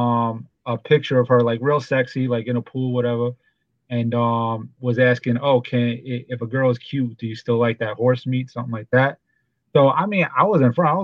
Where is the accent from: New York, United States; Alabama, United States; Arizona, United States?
New York, United States; New York City; I'm from Brooklyn